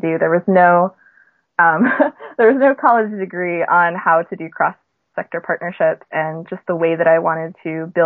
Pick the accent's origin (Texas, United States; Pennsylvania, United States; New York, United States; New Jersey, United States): New York, United States; moved away; I was from New York